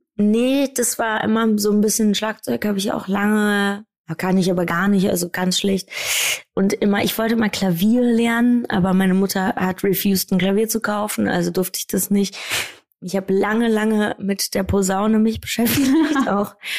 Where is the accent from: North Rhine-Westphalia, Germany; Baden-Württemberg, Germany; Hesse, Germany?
Hesse, Germany; Wiesbaden; ich komme ja aus Wiesbaden, da ist eine Airbase und deshalb haben wir viele amerikanische Sportarten bei uns